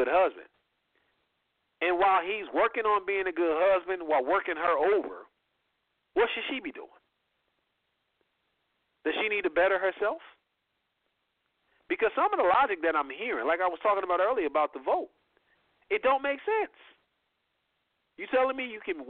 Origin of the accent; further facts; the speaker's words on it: Indiana, United States; I'm from Indiana.